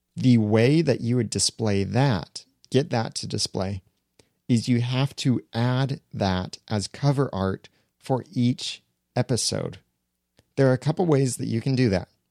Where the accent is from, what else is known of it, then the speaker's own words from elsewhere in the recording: United States; I'm an American.